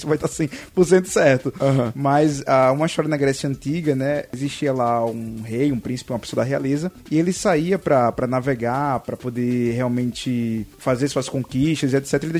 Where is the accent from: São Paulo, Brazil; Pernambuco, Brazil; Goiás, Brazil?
Pernambuco, Brazil; Eu sou pernambucano, nasci, nasci em Pernambuco, e aí conheci Clara, né, em Natal.